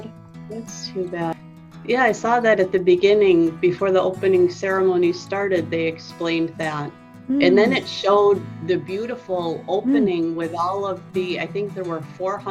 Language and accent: English; United States; from the United States.